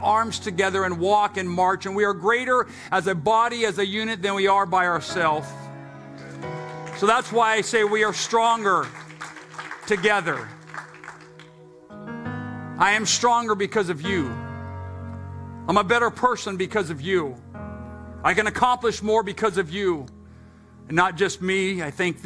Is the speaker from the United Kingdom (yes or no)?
yes; England, United Kingdom; accent: English; my English accent